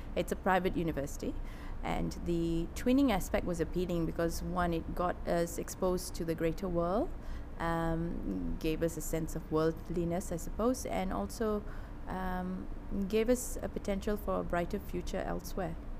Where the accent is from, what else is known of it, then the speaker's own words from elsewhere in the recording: Malaysia; moved away; also born or lived in London / Singapore / Melbourne / Sydney; I grew up in Malaysia. Um, my dad was uh, a planter. So we grew up in rural areas around Malaysia